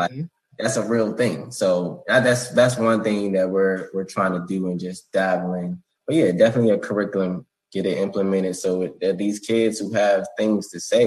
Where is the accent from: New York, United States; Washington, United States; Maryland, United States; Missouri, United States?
Maryland, United States; Bowie; I'm from Bowie, Maryland